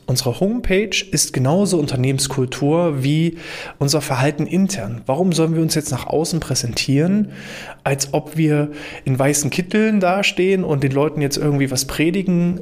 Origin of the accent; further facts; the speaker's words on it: Germany; bei uns in Deutschland